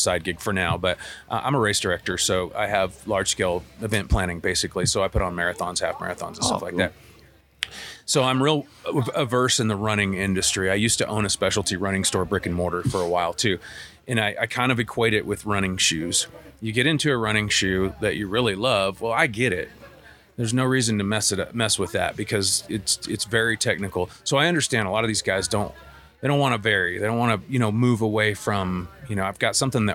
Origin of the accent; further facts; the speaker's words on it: Arkansas, United States; moved away as an adult; also born or lived in South Texas; now in Colorado, United States; I was born and raised in Arkansas